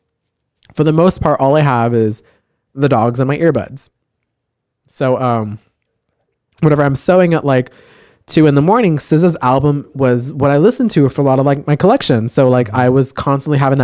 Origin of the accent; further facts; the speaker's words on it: South Texas, United States; we're from South Texas